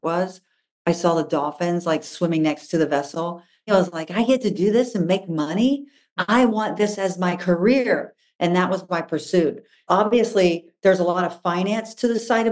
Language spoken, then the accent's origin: English; Florida, United States; I grew up in Florida